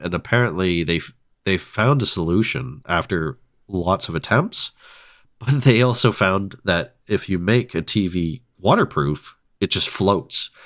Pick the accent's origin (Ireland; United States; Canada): Canada; Ontario; I'm from Ontario